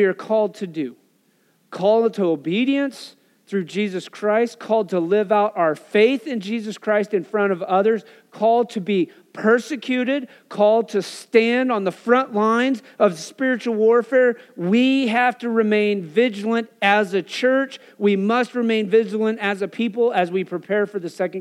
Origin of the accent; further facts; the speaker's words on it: Wyoming, United States; growing up in Wyoming